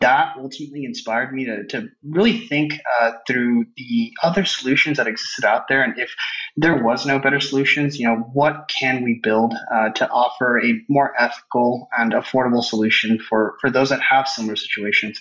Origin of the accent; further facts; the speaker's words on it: Rio Grande Valley, Texas, United States; moved away as an adult; now in San Antonio, United States; I'm originally from Rio Grande Valley, which is most southern part of Texas